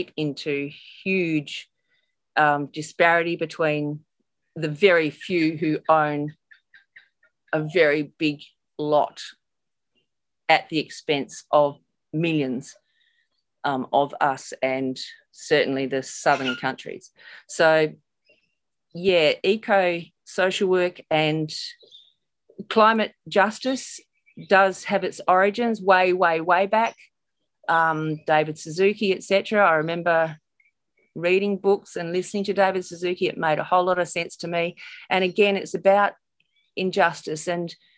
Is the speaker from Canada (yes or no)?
no; Perth, Western Australia, Australia; I hail from Perth, Western Australia